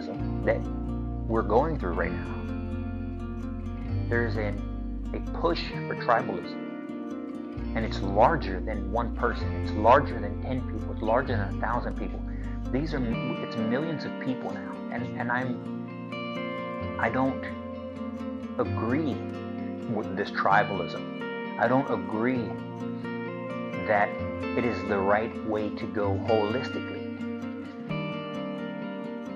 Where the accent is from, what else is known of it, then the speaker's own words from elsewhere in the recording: United States; I'm a Christian American, which means I'm a Christian first. I am an American second